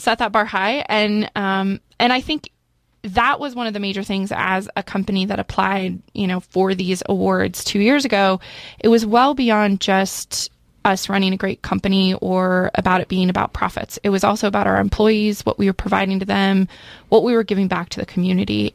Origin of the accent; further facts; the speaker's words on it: Central Oregon, United States; I grew up here in Central Oregon